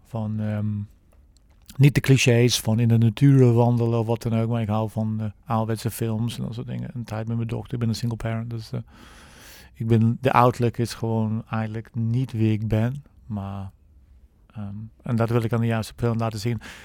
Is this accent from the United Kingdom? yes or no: yes; England, United Kingdom; Dutch is a second language; moved away as an adult; now in Netherlands; ik ben 57, eh, ik kom uit Engeland. Ik woon al middels al 29 jaar in Nederland.